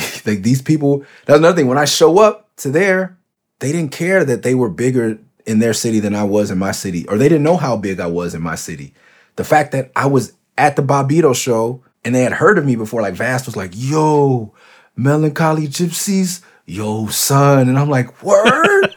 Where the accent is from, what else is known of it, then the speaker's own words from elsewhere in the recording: Los Angeles, California, United States; I got a tattoo that says Cloverdale. Like, you wanna know where I'm from? Like, that's where I'm from